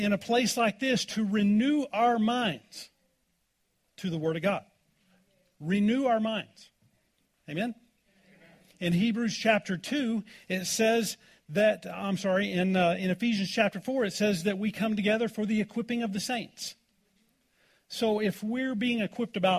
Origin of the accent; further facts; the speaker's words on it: Oklahoma, United States; now in Colorado, United States; I grew up in Oklahoma